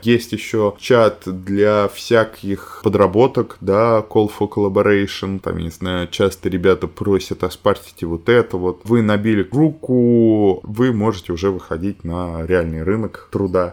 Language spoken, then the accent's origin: Russian; Ryazan, Ryazan Oblast, Russia; moved away; Я вообще из Рязани